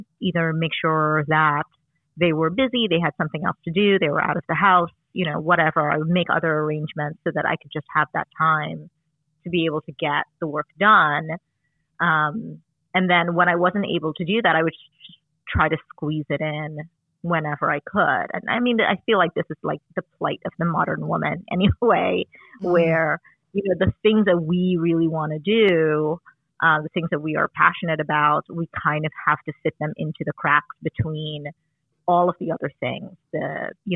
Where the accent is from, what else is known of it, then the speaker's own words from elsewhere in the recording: Trinidad & Tobago; moved away; when I was growing up in Trinidad